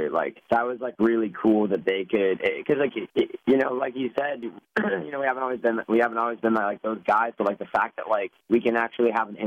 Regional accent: New York, United States; I'm from New York

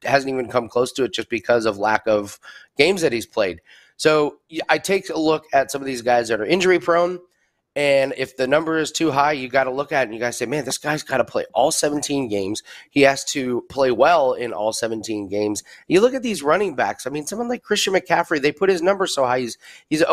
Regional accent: Indianapolis, Indiana, United States; I'm from Indianapolis.

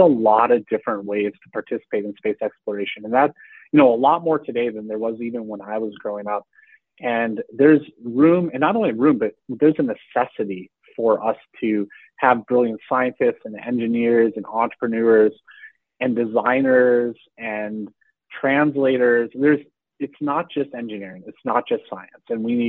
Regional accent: Texas, United States; I felt that growing up outside of Houston, especially if you aren't connected to the space industry in an obvious way

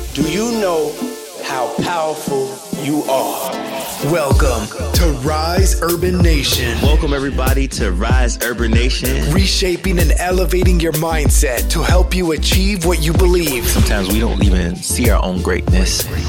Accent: Washington, District of Columbia, United States; moved away; also born or lived in Maryland; my hometown, DC

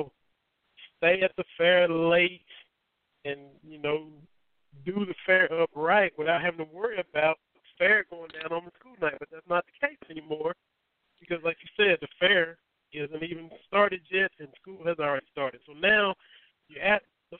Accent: Harlan, Kentucky, United States; moved away as an adult; sports editor of my hometown paper, the Harlan Daily Enterprise

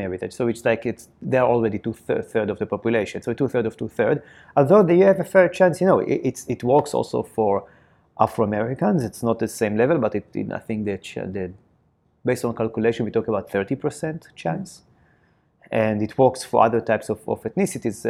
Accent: Israel; accent: Israeli; my Israeli accent.

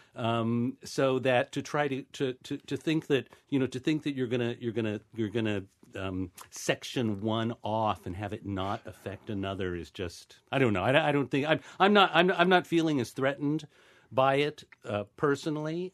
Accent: Ohio, United States; I'm from Ohio.

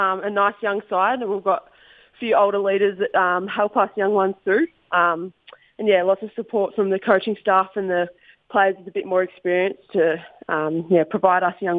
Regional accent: Horsham, Victoria, Australia; Yeah, I loved it. Growing up in the country, a bit more freedom

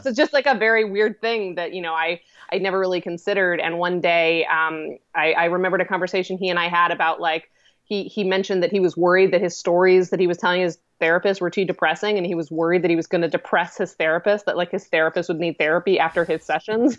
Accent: Colorado, United States; moved away as an adult; also born or lived in Seattle, Washington / Oregon; now in New York, United States; I was actually born in Seattle, Washington, but I only lived there for about two years, so it, it, it's fundamentally, I grew up in Colorado. Colorado was my hometown.

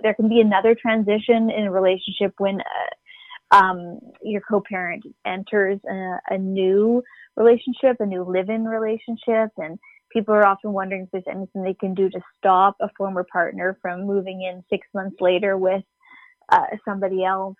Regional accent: Canada; We're from Canada

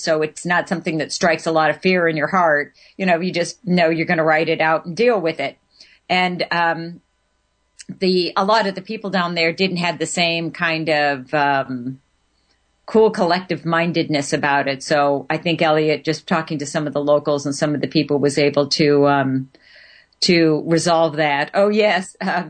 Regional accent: Southern California, United States; we were both born and raised in Southern California.

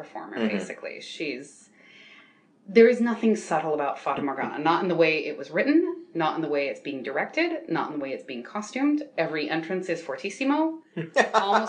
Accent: New York, United States; I'm a New Yorker

